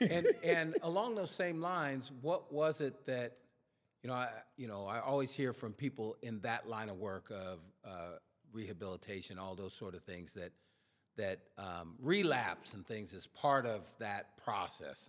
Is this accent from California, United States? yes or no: yes; Sacramento, California, United States; I was from Oak Park, which is a community here in Sacramento